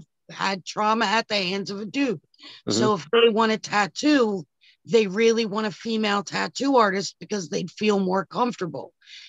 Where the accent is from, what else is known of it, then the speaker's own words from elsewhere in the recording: Mays Landing, New Jersey, United States; I'm from Mays Landing, New Jersey.